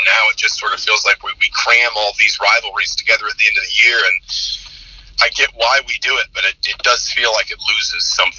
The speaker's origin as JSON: {"language": "English", "region": "the South", "country": "United States", "tie": "born or raised there", "said": "I grew up in the South"}